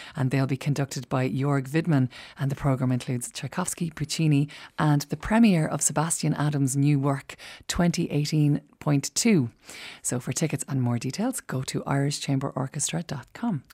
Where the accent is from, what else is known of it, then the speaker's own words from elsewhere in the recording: Tullamore, County Offaly, Ireland; my hometown of Tullamore